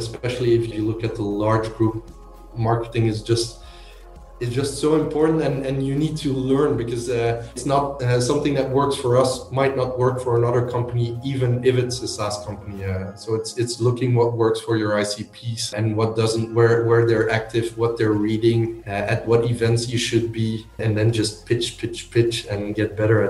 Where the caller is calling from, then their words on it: Leuven, Flanders, Belgium; I'm calling in from Leuven in Belgium.